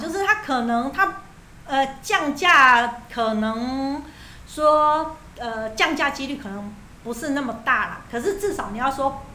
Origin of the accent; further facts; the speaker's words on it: Taiwan; 我们台湾人都很担心说，我一直租房子